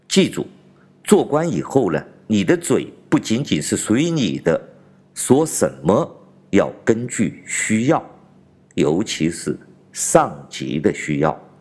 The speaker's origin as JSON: {"language": "Chinese", "country": "China", "said": "我是来自中国大陆的"}